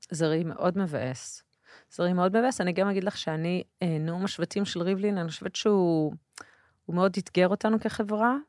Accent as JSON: {"language": "Hebrew", "town": "Jerusalem", "region": "Jerusalem District", "country": "Israel", "tie": "born or raised there", "also_born_or_lived": "a moshav (unnamed)", "said": "אני גדלתי במושב, ואחר כך בירושלים."}